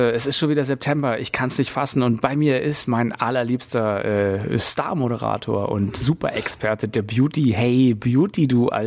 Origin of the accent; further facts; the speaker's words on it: Berlin, Germany; Das ist immer eine, eine bodenlose Frechheit, uns als äh, Berliner zu ähm, ähm, bezeichnen.